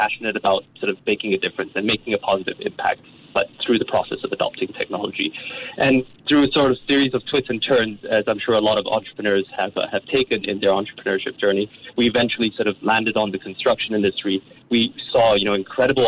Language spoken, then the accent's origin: English; Brunei; I grew up in Brunei